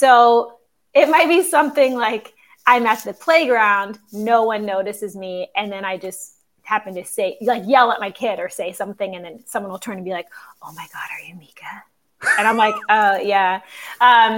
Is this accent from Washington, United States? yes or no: no; Cincinnati area, Northern Kentucky, United States; moved away as an adult; now in New York City, United States; I did theater for a kid audience growing up in Northern Kentucky in the Cincinnati area